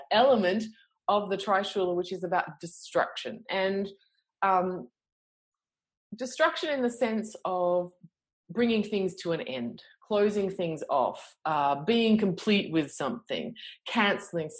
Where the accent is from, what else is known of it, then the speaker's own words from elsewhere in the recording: Australia; I'm from Australia. Come on, that's how we talk here